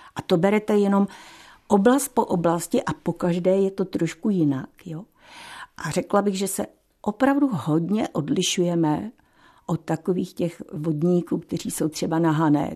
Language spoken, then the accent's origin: Czech; Frýdlant nad Ostravicí, Moravian-Silesian Region, Czechia; já jsem z Friedlandu nad Ostravicí